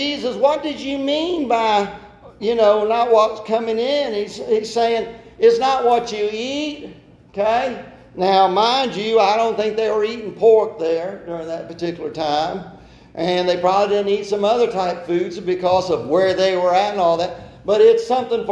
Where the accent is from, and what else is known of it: Brooklyn, United States; born or raised there